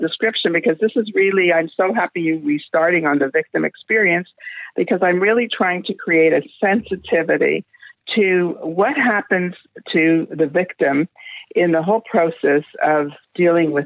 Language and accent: English; Canada; I'm from Canada